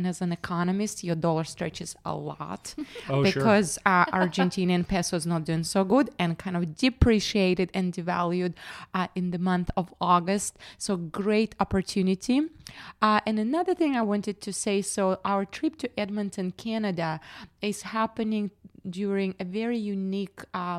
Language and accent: English; Western Siberia, Russia; now in Tennessee, United States; As you can see, I'm from Western Siberia, not from Tennessee.